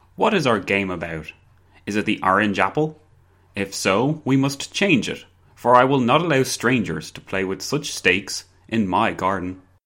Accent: Ireland; I'm Irish

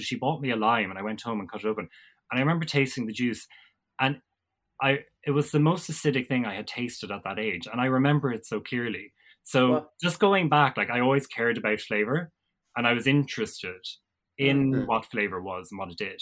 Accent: Ballyhooly, Munster, Ireland; I come from Ballyhooly in North Cork, small town between Fermoy and Mallow, rolling countryside and all of that. So I grew up on a small farm

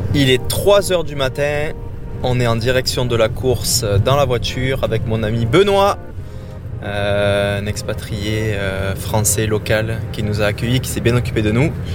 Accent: Quebec, Canada; je viens du Québec où j'ai grandi

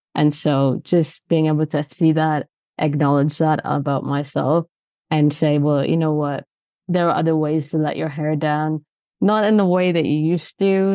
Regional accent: Canada; moved away as an adult; now in London, United Kingdom; I'm Canadian, so I've lived here for twenty years

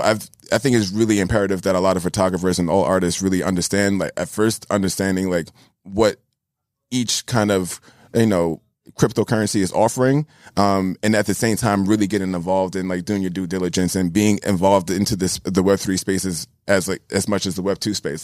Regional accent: New York City, New York, United States; I'm born and raised in New York

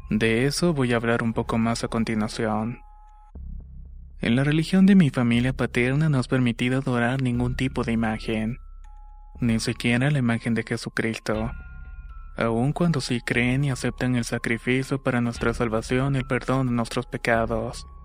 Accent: Chiapas, Mexico; now in North Carolina, United States; aunque estoy en Carolina del Norte soy originario de Chiapas, México.

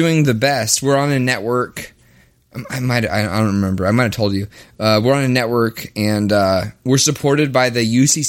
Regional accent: the South, United States; now in Minneapolis, United States; I'm from the South. So, like, being in Minneapolis is, for me, like a crazy change of pace.

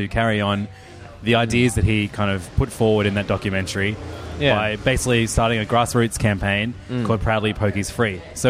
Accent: Hornsby, New South Wales, Australia; I grew up in Hornsby.

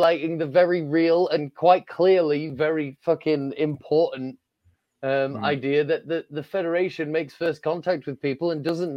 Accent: Yorkshire and the Humber, United Kingdom; I'm from Yorkshire

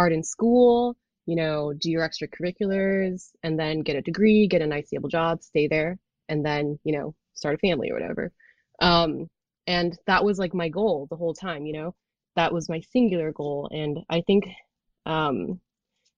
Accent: Bay Area, California, United States; I grew up in the Bay Area in California.

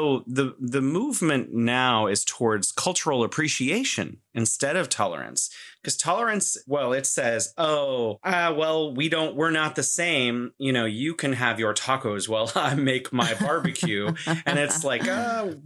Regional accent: United States; moved away as an adult; now in China; I'm an American

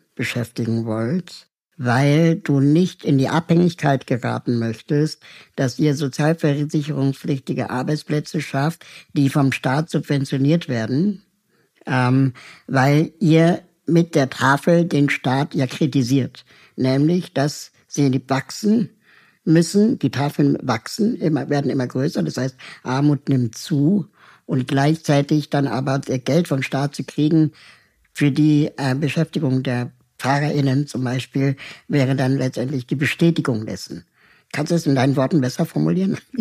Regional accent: Berlin, Germany; also born or lived in Peru; ich bin eigentlich auch eine Berliner Pflanze, ähm, bin zwar in Peru geboren, aber seit meinem ersten Lebensjahr in West-Berlin

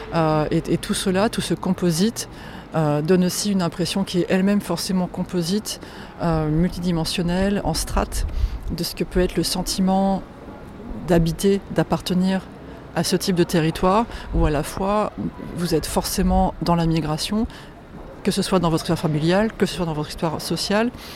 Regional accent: Poland; je suis polonaise

